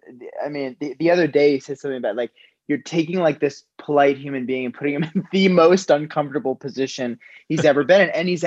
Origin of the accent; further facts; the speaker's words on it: Woodstock, New York, United States; I grew up in Woodstock, New York, which is a very, you know, fairly progressive town